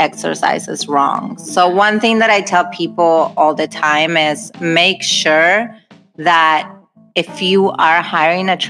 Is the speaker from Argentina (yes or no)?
yes; Argentina; also born or lived in Hawaii; now in Los Angeles, United States; I'm originally from Argentina, and I moved to Hawaii for 5 years, and then from Hawaii, I moved to California.